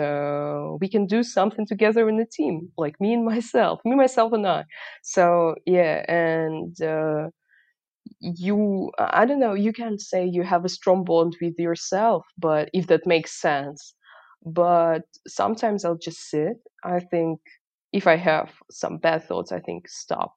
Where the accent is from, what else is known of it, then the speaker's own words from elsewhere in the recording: Kharkiv, Kharkiv Oblast, Ukraine; English is a second language; I was born in Kharkiv.